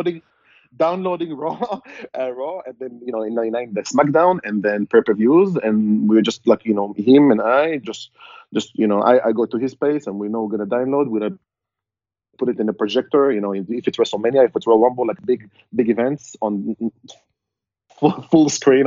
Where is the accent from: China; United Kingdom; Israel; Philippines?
Israel; moved away as an adult; now in San Diego, United States; growing up in Israel